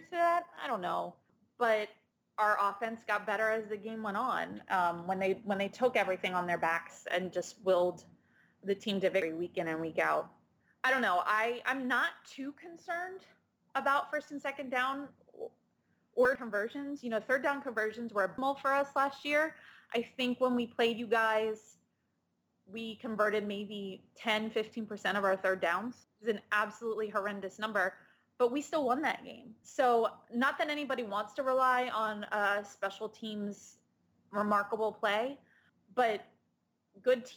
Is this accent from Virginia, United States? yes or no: no; Maryland, United States; I'm from Maryland and I went to Penn State